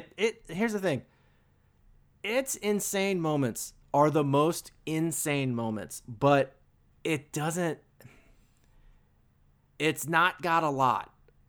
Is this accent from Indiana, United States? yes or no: yes; Indiana, United States; I grew up in Indiana.